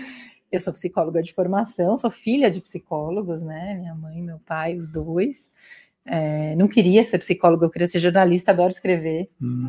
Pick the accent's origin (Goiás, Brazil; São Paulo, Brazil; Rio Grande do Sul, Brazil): São Paulo, Brazil; Guarulhos; moved away as an adult; also born or lived in Auroville, India; sou da ZL, tamo junto, Guarulhense, nasci em Guarulhos, mano, tamo junto, sou ZL